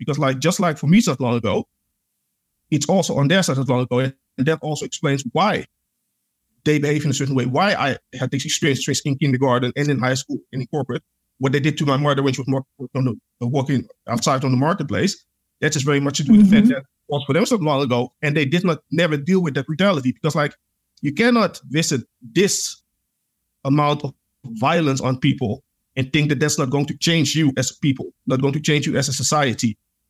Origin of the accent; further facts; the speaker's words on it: Suriname; Because like, even though like I'm from Suriname, but like I said, I'm Pan-African, I know the history.